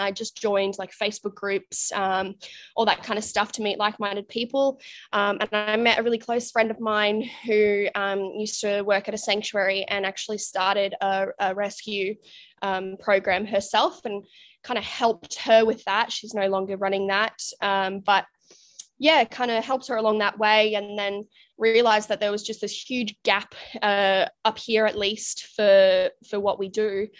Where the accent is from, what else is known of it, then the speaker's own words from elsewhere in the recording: Canada; moved away as an adult; now in Australia; So I'm actually originally from Canada. You can't tell from my accent, but moved out to Australia when I was 19.